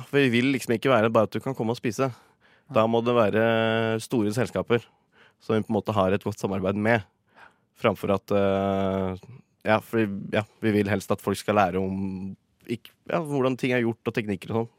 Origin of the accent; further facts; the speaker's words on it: Gjøvik, Innlandet, Norway; moved away as an adult; now in Oslo, Norway; jeg kom fra Gjøvik, så jeg starta der.